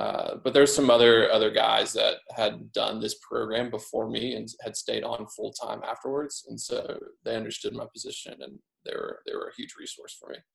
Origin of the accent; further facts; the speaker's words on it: Midwest, United States; moved away as an adult; also born or lived in Southeast US / Northeast US; I grew up in the Midwest on a small farm